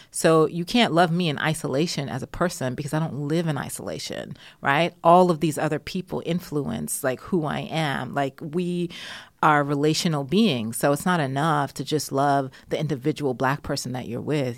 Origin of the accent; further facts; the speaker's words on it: United States; also born or lived in Jamaica; now in United Kingdom; I grew up um, with African-American culture and history